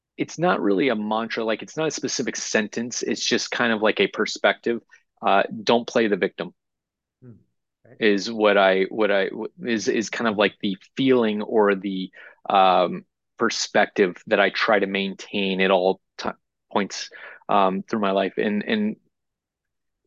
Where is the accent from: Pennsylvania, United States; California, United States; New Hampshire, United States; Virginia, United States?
New Hampshire, United States; born or raised there; moved away as an adult; also born or lived in Orlando, Florida / Las Vegas, Nevada; now in Overland Park, United States